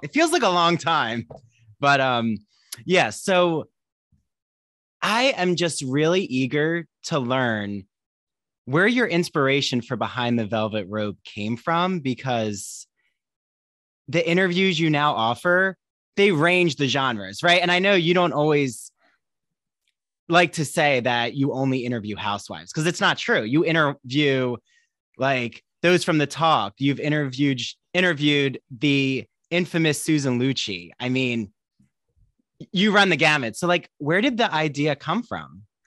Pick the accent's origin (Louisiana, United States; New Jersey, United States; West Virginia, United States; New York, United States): New Jersey, United States; Washington Township; I grew up in Washington Township, but it's close, it's close